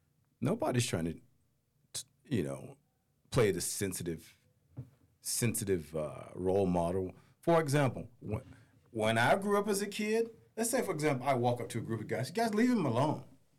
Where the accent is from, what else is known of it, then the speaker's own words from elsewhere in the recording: Goldsboro, North Carolina, United States; Goldsboro, North Carolina.